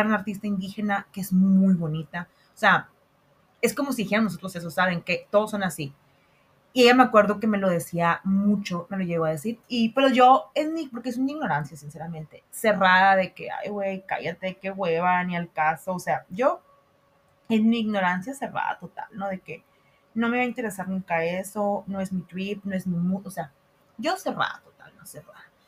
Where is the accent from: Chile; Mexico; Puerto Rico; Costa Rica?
Mexico